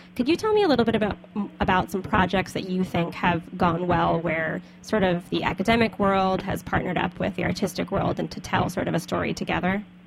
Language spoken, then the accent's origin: English; the South, United States; moved away; also born or lived in Brooklyn; As a Southerner